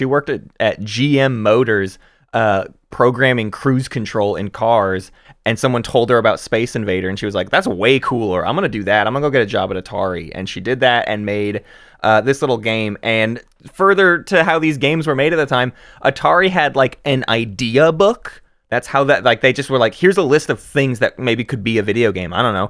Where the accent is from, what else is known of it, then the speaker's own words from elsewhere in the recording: Arkansas, United States; … from Little Rock, Arkansas, where … and I, we're from Arkansas. So this is a homegrown little bug here.